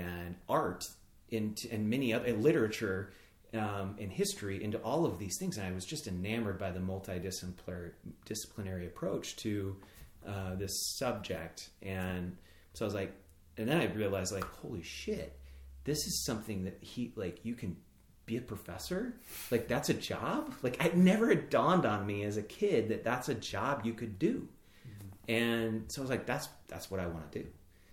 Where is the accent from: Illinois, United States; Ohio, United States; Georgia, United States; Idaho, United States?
Idaho, United States; Boise; moved away as an adult; also born or lived in Maine; I grew up in Boise, Idaho